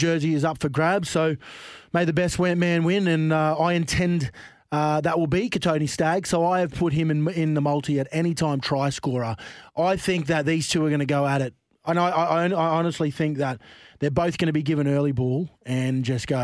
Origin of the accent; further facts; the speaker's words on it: Queensland, Australia; I am a Queenslander